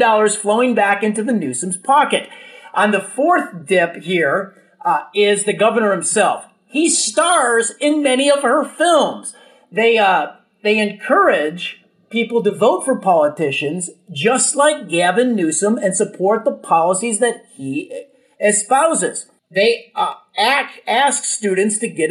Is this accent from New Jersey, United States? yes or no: no; Illinois, United States; I'm from Illinois